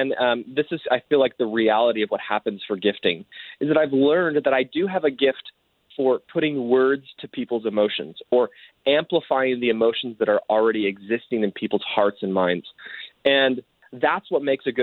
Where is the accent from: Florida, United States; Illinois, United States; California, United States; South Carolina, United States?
California, United States; Southern; now in Oregon, United States; I grew up in Southern California, far away from snow